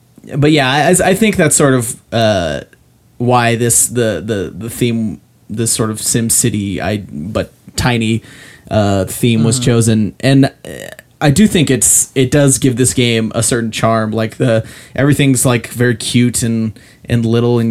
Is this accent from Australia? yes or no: no; Ogden, Utah, United States; in my hometown there's a dog food factory